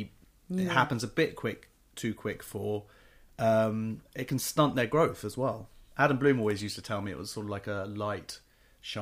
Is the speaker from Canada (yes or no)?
no; England, United Kingdom; accent: public school; I'm English